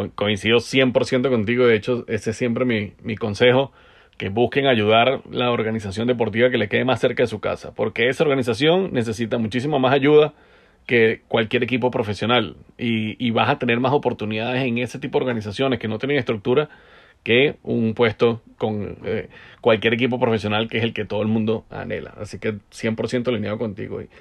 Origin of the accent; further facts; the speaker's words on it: Venezuela; como venezolano